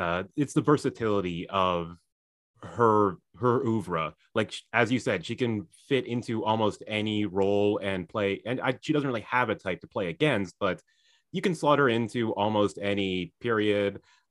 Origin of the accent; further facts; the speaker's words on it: United Kingdom; accent: British; I was able to really flatten my British accent for you, so you had no idea, but I can see that you were incredibly charmed.